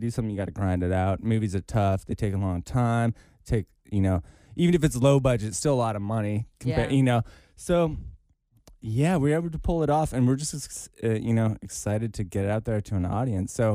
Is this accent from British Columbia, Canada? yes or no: yes; Victoria, British Columbia, Canada; I'm from that area, like a few hours away. Another city. It's actually called Victoria